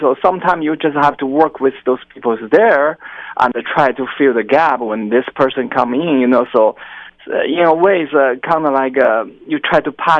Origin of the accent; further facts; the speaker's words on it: China; moved away as an adult; also born or lived in Oklahoma, United States / Utah, United States; now in California, United States; I'm originally from China, and I trained in China.